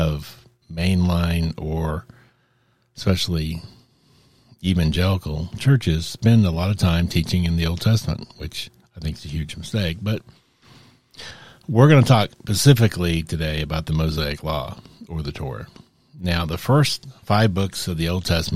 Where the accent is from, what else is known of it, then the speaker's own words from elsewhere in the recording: United States; I'm an American